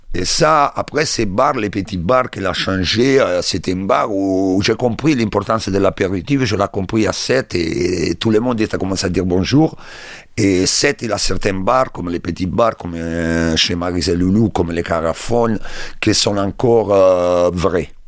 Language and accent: French; Rome, Lazio, Italy; French is a second language; moved away as an adult; also born or lived in London, United Kingdom; now in Sète, France; je suis italien, je suis né à Rome